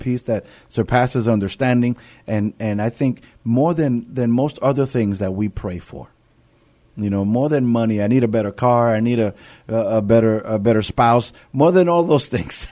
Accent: New York City, New York, United States; moved away; I'm from, I'm from New York. I'm from the city of New York

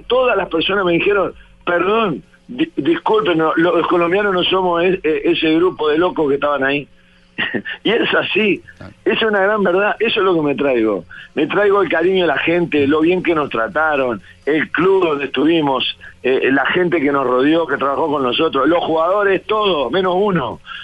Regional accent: Florida, Uruguay; de mi pueblo, de Florida

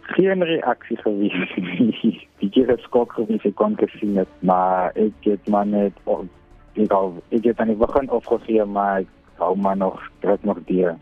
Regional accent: Wellington, Western Cape, South Africa; van Wellington

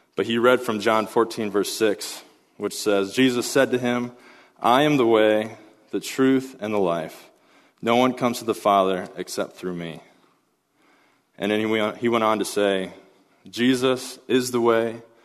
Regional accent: Pella, Iowa, United States; my hometown of Pella, Iowa

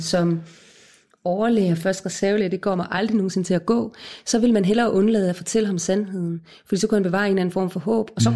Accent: Odense, Southern Denmark, Denmark; Jeg er født og opvokset i Odense

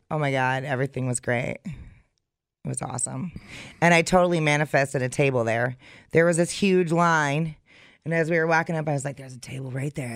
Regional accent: Wisconsin, United States

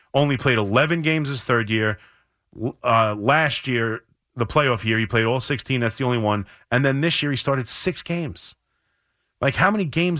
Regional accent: Long Island, New York, United States; I'm from Long Island, yes. I grew up in Long Island

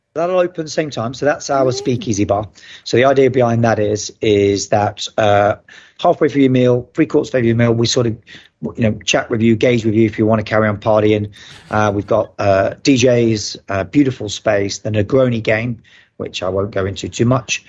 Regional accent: United Kingdom; moved away as an adult; now in Dubai, United Arab Emirates; being a Brit

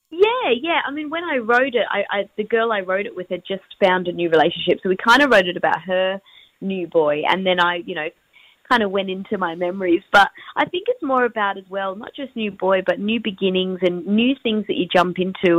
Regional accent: Perth, Western Australia, Australia; I'm from WA, I'm from Perth

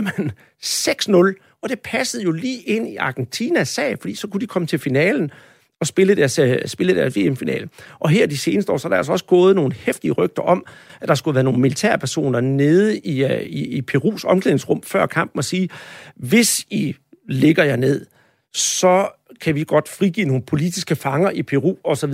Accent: Denmark; jeg som dansker

